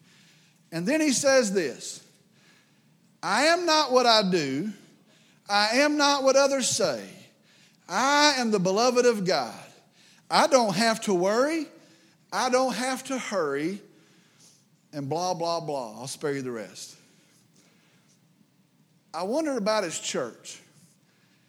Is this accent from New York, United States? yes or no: no; West Texas, United States; I grew up here in West Texas